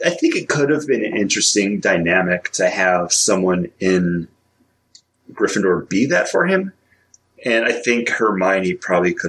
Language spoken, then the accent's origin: English; Northeast, United States; I was raised in the Northeast